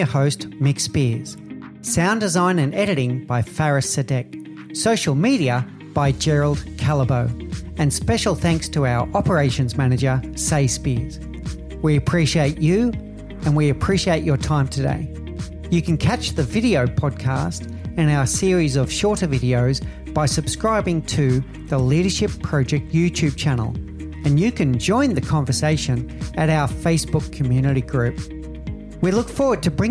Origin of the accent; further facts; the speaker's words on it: Australia; I'm Australian